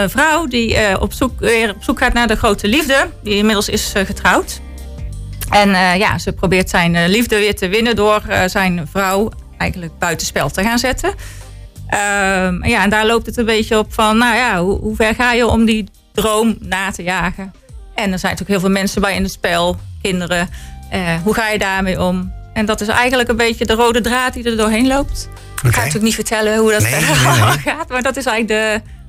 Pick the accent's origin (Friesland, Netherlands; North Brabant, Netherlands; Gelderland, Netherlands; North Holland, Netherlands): North Brabant, Netherlands; Wouw; now in Roosendaal, Netherlands; geboren in Wouw en woon al heel lang in Roosendaal. Oké. Ik ben echt West-Brabantse.